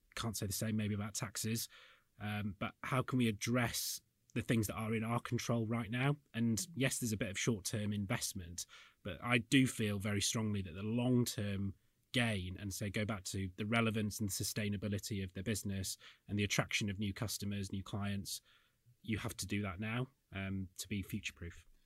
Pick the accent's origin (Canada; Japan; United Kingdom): United Kingdom; Yorkshire and the Humber; I'm from the north, I'm from Yorkshire